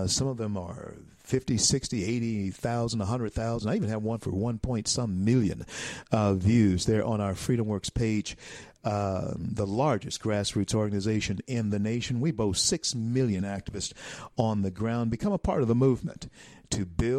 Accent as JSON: {"language": "English", "town": "Shreveport", "region": "Louisiana", "country": "United States", "tie": "born or raised there", "said": "here on this wintry wonderland in my hometown of Shreveport, Louisiana"}